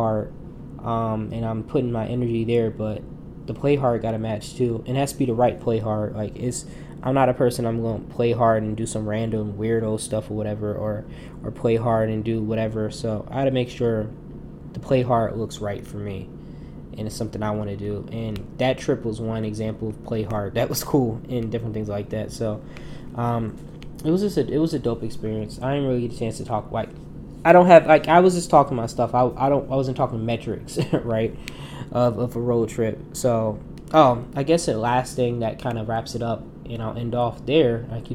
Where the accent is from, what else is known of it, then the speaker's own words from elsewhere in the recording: New Jersey, United States; People come see my home and see my home state